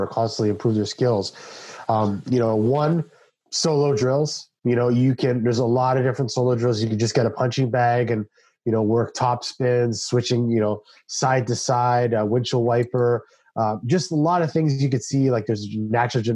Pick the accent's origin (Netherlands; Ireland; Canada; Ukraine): Canada; I'm a Canadian